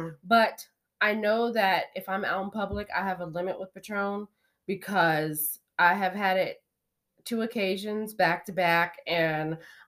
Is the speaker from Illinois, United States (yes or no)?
no; Maryland, United States; I do. I'm from Maryland.